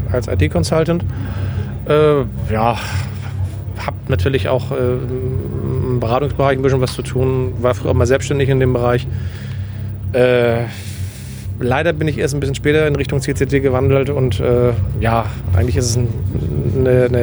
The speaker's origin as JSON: {"language": "German", "region": "Hamburg", "country": "Germany", "said": "der Umzug von Berlin nach Hamburg war dann für mich als Hamburger äh, dann willkommen."}